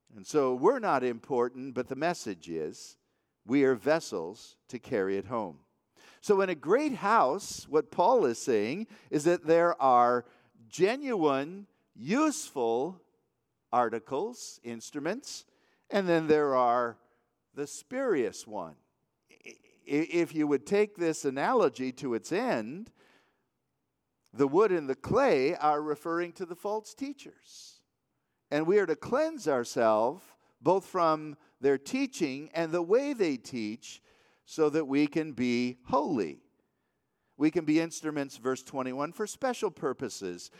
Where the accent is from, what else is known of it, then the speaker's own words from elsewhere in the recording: Waterford, Michigan, United States; I grew up in the Waterford, Michigan area